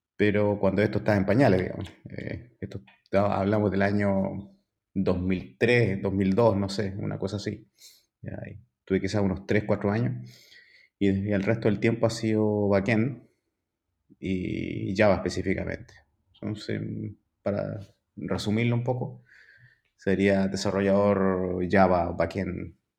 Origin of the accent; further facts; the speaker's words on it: Valparaíso, Chile; soy chileno, ¿ya? tengo 48 años. Soy originario de Valparaíso